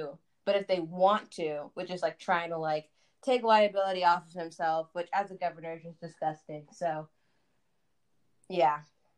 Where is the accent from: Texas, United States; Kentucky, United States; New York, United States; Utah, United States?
Texas, United States; I love being a Texan